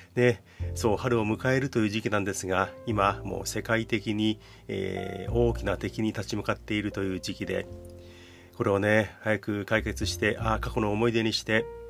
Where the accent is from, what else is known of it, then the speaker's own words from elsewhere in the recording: Japan; first language Japanese; 日本に生まれて日本語をずっと生まれて